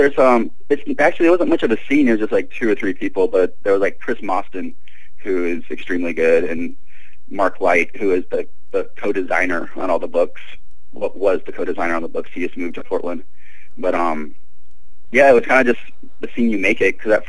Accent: southern Mexico, Mexico; also born or lived in Louisiana, United States / Springfield, Missouri, United States; now in Minneapolis, United States; So, yeah, but I grew up in southern Mexico, so kind of everywhere.

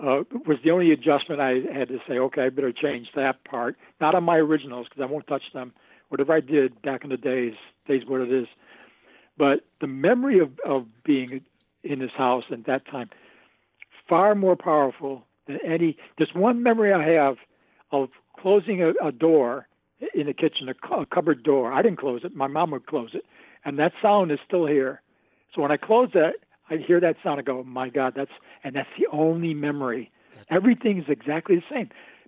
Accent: Binghamton, New York, United States; I'd assumed I was a guy from a small town upstate, and that kept me real, you know?

